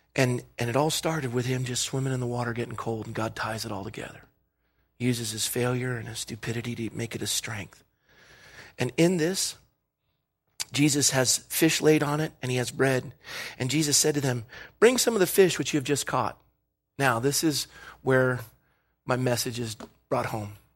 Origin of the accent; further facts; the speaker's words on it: Coronado, California, United States; when I was growing up in Coronado, California